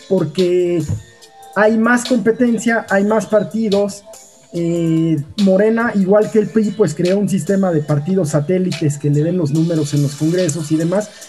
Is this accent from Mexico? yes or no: yes; Mexico; somos mexicanos, porque lo hemos vivido acá